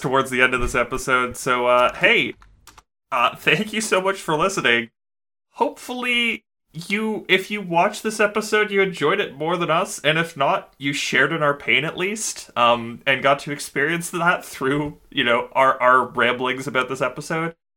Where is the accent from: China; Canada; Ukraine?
Canada; we're Canadian